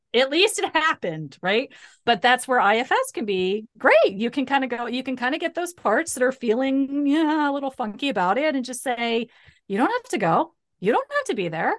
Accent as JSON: {"language": "English", "region": "Ohio", "country": "United States", "tie": "born or raised there", "said": "I grew up in the Midwest. I grew up in Ohio."}